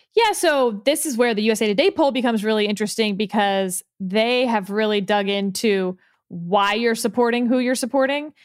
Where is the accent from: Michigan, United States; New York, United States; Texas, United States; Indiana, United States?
Texas, United States; now in Northern Virginia, United States; as a Texan